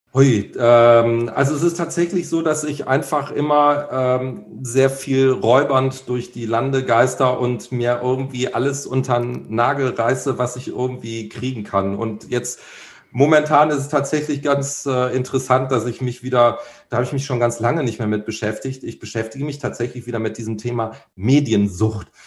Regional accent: Cologne, North Rhine-Westphalia, Germany; hier als Kölner

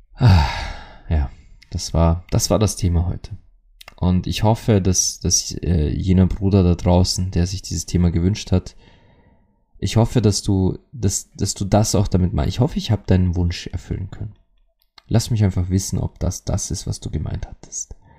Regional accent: Austria; bei uns in Österreich sagt man das so

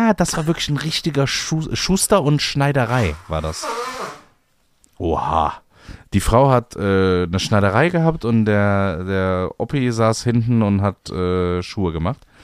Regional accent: Cologne, North Rhine-Westphalia, Germany; ich bin ja im, in der Kölner Südstadt groß geworden

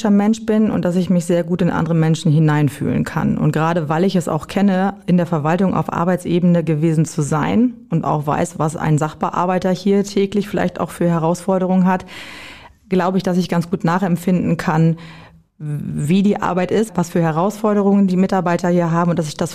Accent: Büren, Lower Saxony, Germany; born there; now in Garrel, Germany; Ich komme aus dem Landkreis Kloppenburg. Ich komme gebürtig aus Büren. Das liegt in der Gemeinde Emsteck. Und ich wohne mittlerweile in Garrel zusammen mit meiner Familie.

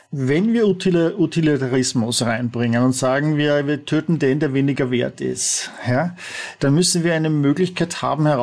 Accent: Vienna, Austria; Du bist Tiroler, ich bin Wiener

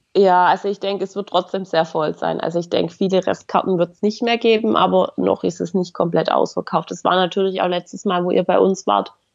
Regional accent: Swabia, Baden-Württemberg, Germany; als Schwabe

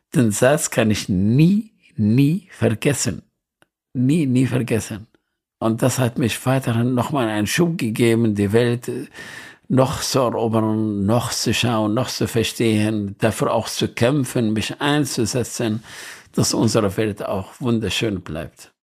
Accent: Nineveh, Iraq; ich bin in Nineveh geboren

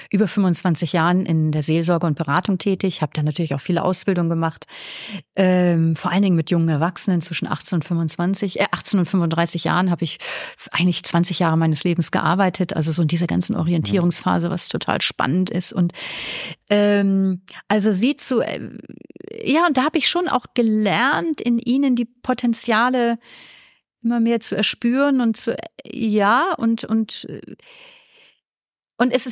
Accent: Northern Germany, Germany; now in Vienna, Austria; Man hört mein Mundwerk an, ich komme aus Deutschland, habe ich vorhin eh gesagt

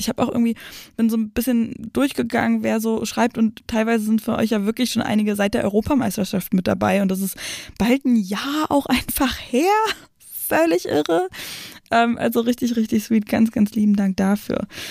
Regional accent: outskirts of Berlin, Brandenburg, Germany; ich komme aus dem Umland von Berlin und bin auch immer mit Absicht dann auch, als ich in Berlin gewohnt habe, immer rausgezogen

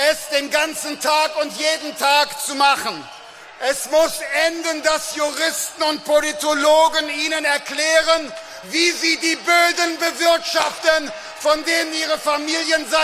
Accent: Bergisches Land, North Rhine-Westphalia, Germany; Ich komme aus dem Bergischen Land. Ich bin neben Wiesen, Feldern und dem Wald aufgewachsen.

